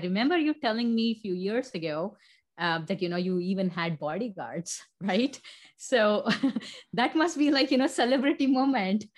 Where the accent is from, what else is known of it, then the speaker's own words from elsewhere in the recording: India; moved away; born and raised in India